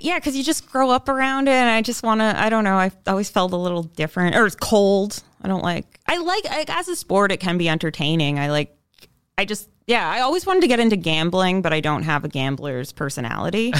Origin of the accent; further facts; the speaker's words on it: London, Ontario, Canada; moved away as an adult; I'm originally from London, Ontario, but I haven't, other than just kind of being holed up there for some of the pandemic, I haven't lived there